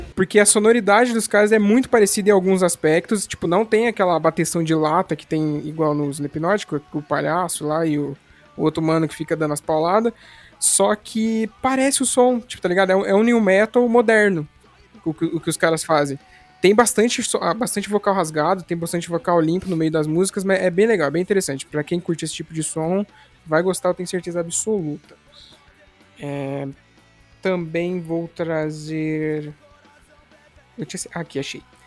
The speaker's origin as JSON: {"language": "Portuguese", "region": "São Paulo", "country": "Brazil", "moved": "yes", "lives_now": "Paraná, Brazil", "said": "eu pelo menos não sou aqui do Paraná, eu sou aí de São Paulo, lá de São Paulo na verdade"}